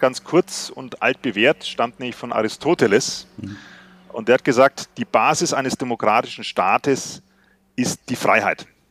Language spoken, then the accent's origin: German; West Germany, Germany; ich bin selbst in Westdeutschland geboren, aber wir hatten Verwandte in Sachsen